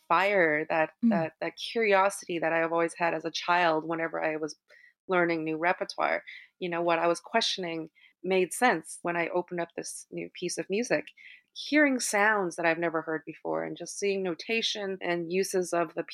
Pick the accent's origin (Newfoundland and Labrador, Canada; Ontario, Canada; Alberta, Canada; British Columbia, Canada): British Columbia, Canada; Vancouver; moved away as an adult; now in New York, United States; I grew up in Vancouver, you know, I studied the classics, performed, you know, with the Vancouver Symphony at an early age.